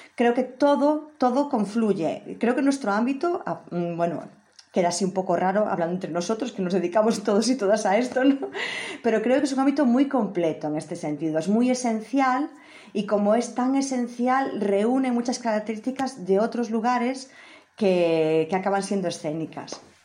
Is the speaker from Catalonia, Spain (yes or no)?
no; Maniños, Galicia, Spain; also born or lived in Santiago de Compostela; yo nací, como tú dices, en Maniños, que es un lugar pequeñito, así en el norte de Galicia, y fui a estudiar eh, filología a Santiago de Compostela